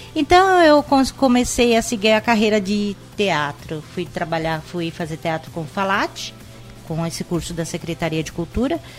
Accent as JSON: {"language": "Portuguese", "region": "São Paulo", "country": "Brazil", "tie": "born or raised there", "lives_now": "Indaiatuba, Brazil", "said": "eu sou de São Paulo. Uhum. Eu morei, eu nasci em São Paulo, morei em São Paulo até os 12 anos, depois vim aqui para Indaiatuba"}